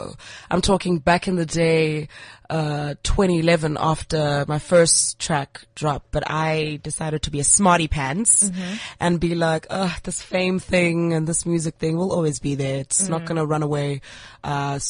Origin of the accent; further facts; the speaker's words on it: Port Elizabeth, Eastern Cape, South Africa; moved away as an adult; also born or lived in Grahamstown; now in Johannesburg, South Africa; I'm a girl from the Eastern Cape, eBhayi.